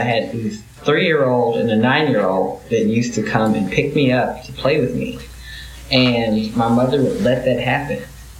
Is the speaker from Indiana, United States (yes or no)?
yes; Indianapolis, Indiana, United States; born there; also born or lived in Ipswich, United Kingdom; But so I was born in Indianapolis, moved to the UK when I was about 18 months, came back like just a month shy of five.